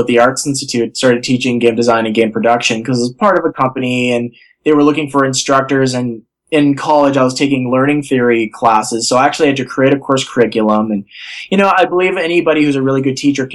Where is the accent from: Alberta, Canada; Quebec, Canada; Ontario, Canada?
Ontario, Canada; Thunder Bay; I grew up in Thunder Bay